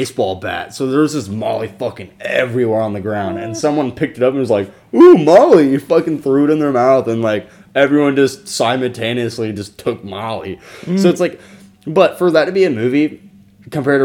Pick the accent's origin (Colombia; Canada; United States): United States; Jacksonville, Florida; moved away as an adult; also born or lived in Orlando, Florida; now in Orange City, United States; I grew up in Duval County, Jacksonville, Florida. Yeah, Jacksonville, Florida. 904, baby